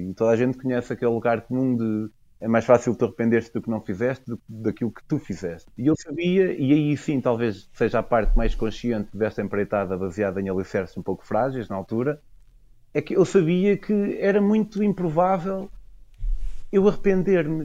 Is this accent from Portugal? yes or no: yes; Portugal; moved away as an adult; also born or lived in United Kingdom; eu, enquanto eu sou, represento o fenótipo Tuga